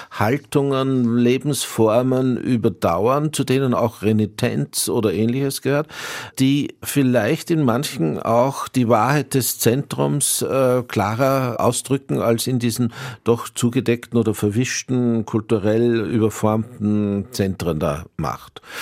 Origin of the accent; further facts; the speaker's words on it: Austria; Wie sehr das jetzt mit, mein, mit Österreich und meiner, ja, könnte man sagen, nicht nur nur hm, kleinösterreichisch-heutigen, sondern eher altösterreichisch äh, Vergangenheit zusammen